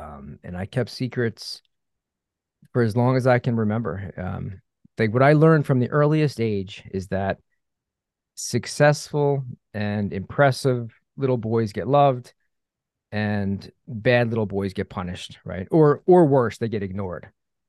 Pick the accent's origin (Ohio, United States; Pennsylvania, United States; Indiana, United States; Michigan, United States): Pennsylvania, United States; Philadelphia; So, you know, I grew up in the Philadelphia area, Philadelphia suburbs.